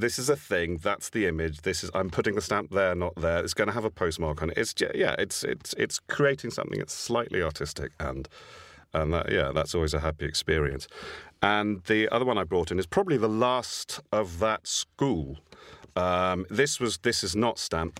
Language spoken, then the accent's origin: English; Isle of Wight, South East England, United Kingdom; I was born on the Isle of Wight